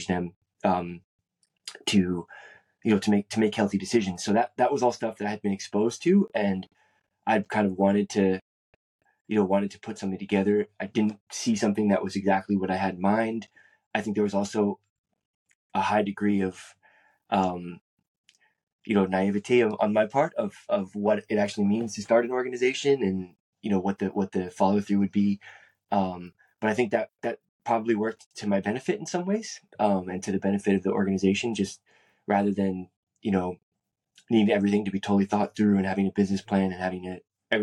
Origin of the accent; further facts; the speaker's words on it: San Francisco, California, United States; I grew up in San Francisco, California